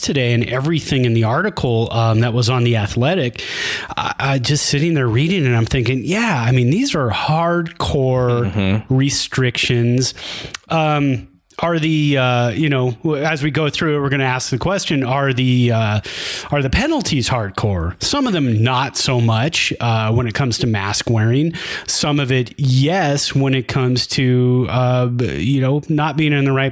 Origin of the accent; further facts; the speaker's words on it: Bay Area, California, United States; moved away as an adult; now in Reno, United States; I still have a ways to go before I've lived here longer than I have in the Bay Area